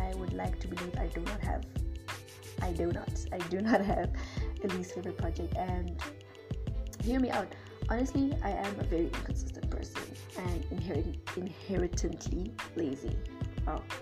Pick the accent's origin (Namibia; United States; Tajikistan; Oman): Namibia; moved away as an adult; also born or lived in Zimbabwe; now in South Africa; I was born in Zimbabwe, but I grew up in Namibia. And I've lived here for 17 years